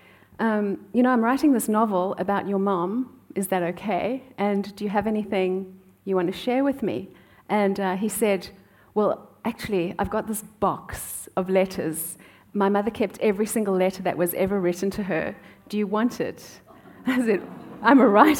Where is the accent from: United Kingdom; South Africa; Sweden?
South Africa; moved away; I grew up in South Africa